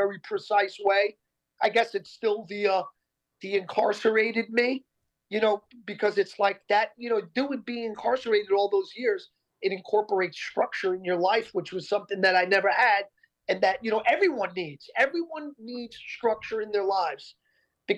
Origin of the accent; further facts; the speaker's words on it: Yonkers, New York, United States; We grew up in Yonkers, New York